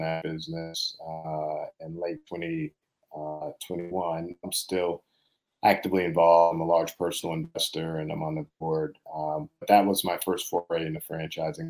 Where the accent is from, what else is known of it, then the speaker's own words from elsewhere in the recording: Boston, Massachusetts, United States; also born or lived in Princeton; I was born and raised here in Boston, inner city Boston, primarily with me and my mom.